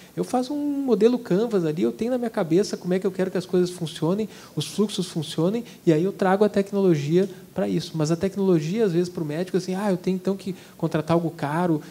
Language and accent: Portuguese; Brazil; como brasileiro